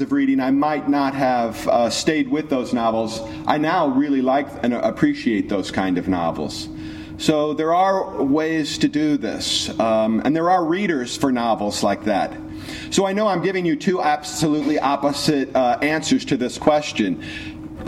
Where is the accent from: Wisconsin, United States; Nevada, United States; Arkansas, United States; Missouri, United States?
Missouri, United States; St. Louis; I'm from St. Louis